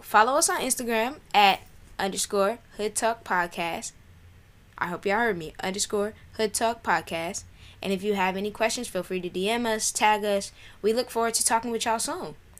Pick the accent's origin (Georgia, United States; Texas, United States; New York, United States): New York, United States; New York City; moved away; I grew up in South Jamaica, New York